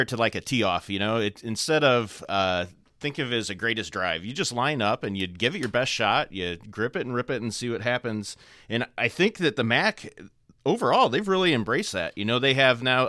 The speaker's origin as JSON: {"language": "English", "town": "South Bend", "region": "Indiana", "country": "United States", "tie": "born or raised there", "said": "I grew up here in South Bend."}